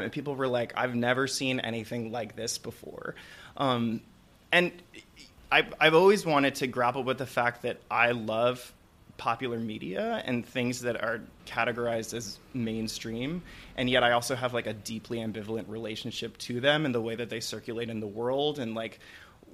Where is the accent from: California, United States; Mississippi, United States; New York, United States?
New York, United States; Suffern; From Suffern. It's in Rockland County.